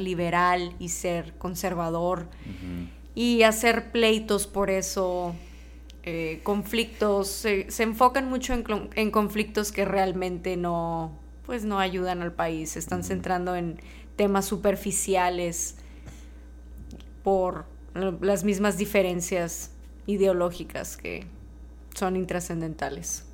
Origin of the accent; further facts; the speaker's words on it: Mexico; yo soy mexicana, nací y crecí en México